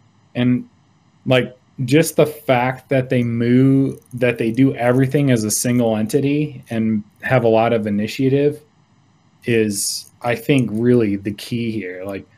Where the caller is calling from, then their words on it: Laramie, Wyoming, United States; also born or lived in Chicago area; I'm calling from Laramie, Wyoming.